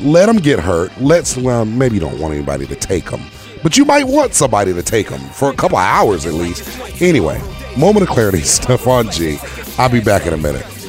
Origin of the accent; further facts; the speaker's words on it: North Carolina, United States; I grew up in the South, in North Carolina